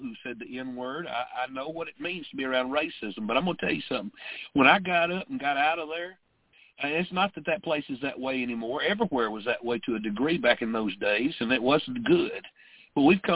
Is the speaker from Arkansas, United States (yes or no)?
yes; Stamps, Arkansas, United States; I was raised in Arkansas, in southwest Arkansas, in the 60s and 70s.